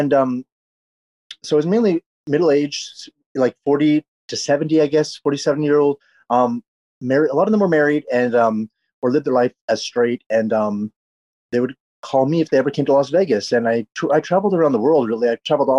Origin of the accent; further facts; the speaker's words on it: Canada; now in Los Angeles, United States; I grew up in Canada